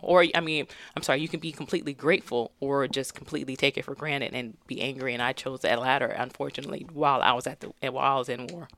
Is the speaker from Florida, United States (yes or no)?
no; Stockton, California, United States; born or raised there; moved away